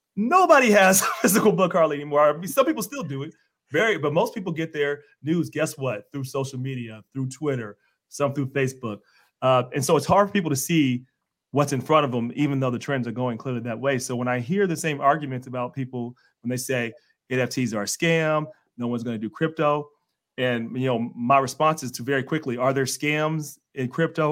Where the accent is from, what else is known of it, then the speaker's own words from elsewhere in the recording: Cincinnati, Ohio, United States; I'm from Cincinnati